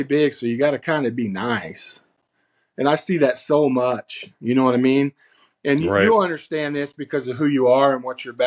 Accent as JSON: {"language": "English", "region": "far Northeast Oklahoma", "country": "United States", "tie": "born or raised there", "said": "I'm from Northeast Oklahoma. I grew up in north, far Northeast Oklahoma"}